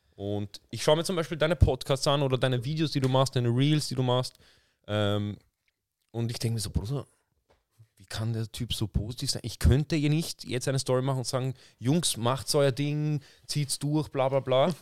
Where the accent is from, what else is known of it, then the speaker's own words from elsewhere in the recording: Vienna, Austria; ich bin in Wien aufgewachsen, ich bin in Wien geboren